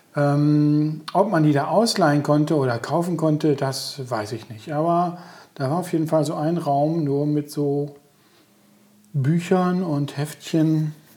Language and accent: German; Coesfeld, North Rhine-Westphalia, Germany; Ich bin ja auf der Hamsgasse groß geworden